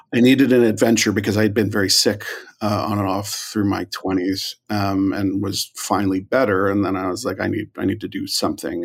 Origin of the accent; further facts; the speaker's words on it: New York, United States; moved away as an adult; also born or lived in Galway, Ireland; now in Hollywood, United States; I'm from New York uh, originally